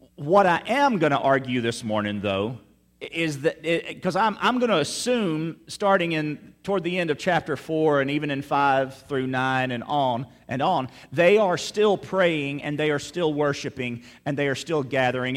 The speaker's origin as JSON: {"language": "English", "town": "Meridian", "region": "Mississippi", "country": "United States", "tie": "born or raised there", "moved": "yes", "lives_now": "South Louisiana, United States", "said": "my hometown of Meridian, Mississippi"}